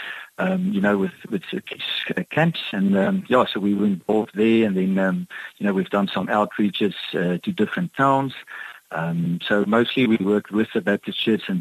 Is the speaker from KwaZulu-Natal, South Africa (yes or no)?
no; Cape Town, Western Cape, South Africa; also born or lived in Kimberley, Northern Cape; now in Hermanus, South Africa; I was born in Kimberley in the Northern Cape. And but it was about 5 years old that we moved to the northern suburbs. So I grew up in an area called Stellenberg